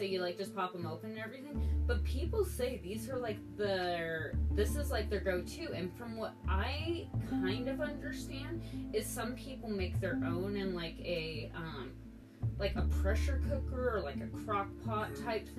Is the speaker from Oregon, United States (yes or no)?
yes; Hillsboro, Oregon, United States; also born or lived in Tillamook / Grants Pass / Washington; And I grew up in Hillsborough for the first part of my life. The second part of my life, I was in Tillamook. And then the third part of my life... I was in Grants Pass, and then the fourth part of my life, I was in Washington.